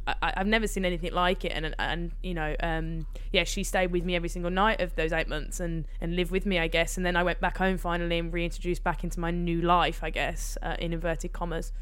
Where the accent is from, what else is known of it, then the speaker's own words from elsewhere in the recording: Birmingham, West Midlands, United Kingdom; I grew up in Birmingham, on the outskirts of Birmingham